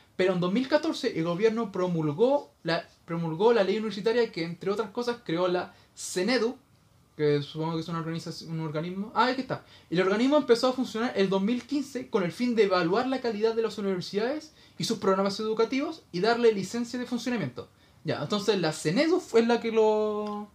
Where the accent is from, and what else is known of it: Chile